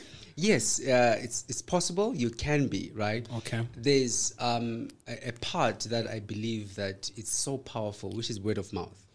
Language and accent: English; Tembisa, Gauteng, South Africa; I'm from Tembisa